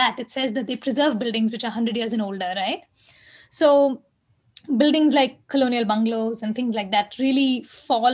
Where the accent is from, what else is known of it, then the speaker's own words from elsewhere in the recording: Bangalore, Karnataka, India; I grew up in Basavanagudi